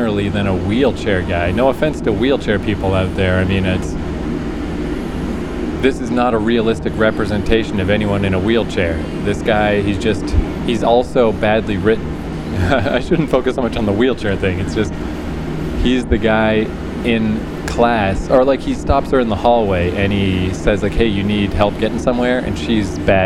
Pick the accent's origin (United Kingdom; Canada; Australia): Canada; Fredericton, New Brunswick; moved away; also born or lived in New York City; my hometown in Fredericton, New Brunswick, very tiny city